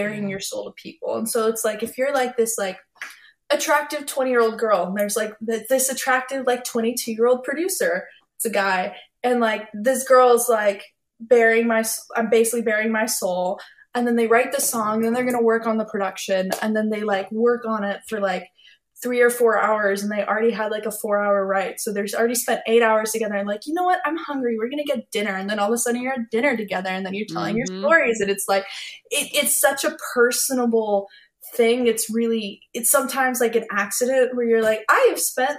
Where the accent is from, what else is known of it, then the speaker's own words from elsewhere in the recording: Nashville, Tennessee, United States; also born or lived in Texas; As I was like growing up in Nashville